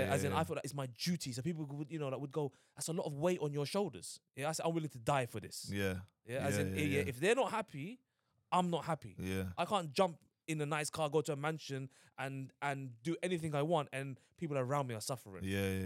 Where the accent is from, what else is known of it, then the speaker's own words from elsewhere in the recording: London, United Kingdom; I grew up in Hackney